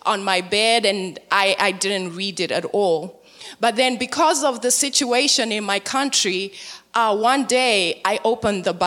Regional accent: Zimbabwe; moved away; born and raised in Zimbabwe, Africa

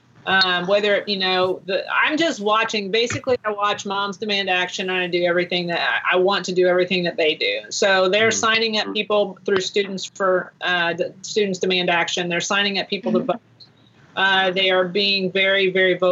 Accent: Tulsa, Oklahoma, United States; I'm from Tulsa

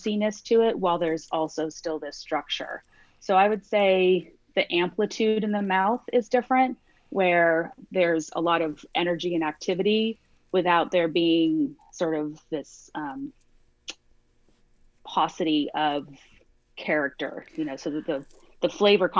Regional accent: Santa Monica, California, United States; also born or lived in San Diego; I grew up in Santa Monica. So I grew up in a beach town

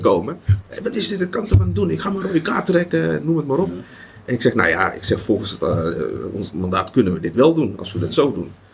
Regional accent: Netherlands

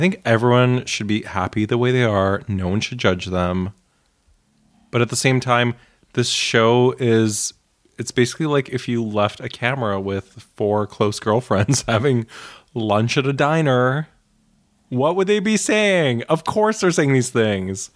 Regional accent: Bialystok, Podlaskie Voivodeship, Poland; now in New York, United States; I was born in Bialystok

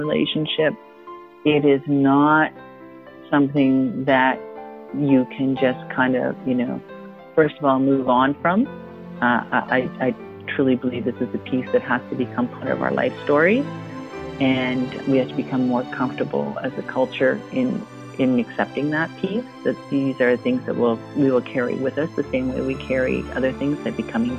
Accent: Toronto, Ontario, Canada; also born or lived in Waterloo; I grew up in Toronto

